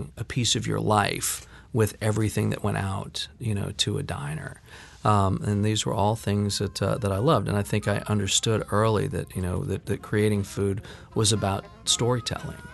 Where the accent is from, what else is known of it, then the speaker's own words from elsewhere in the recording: New Orleans, Louisiana, United States; growing up in New Orleans